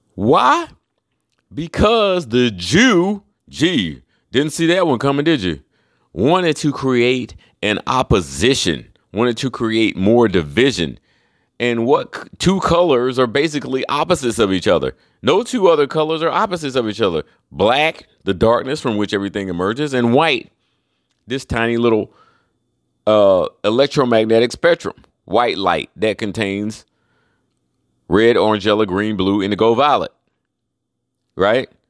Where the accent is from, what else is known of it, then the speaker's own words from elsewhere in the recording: Charlotte, North Carolina, United States; now in Florida, United States; I'm from Charlotte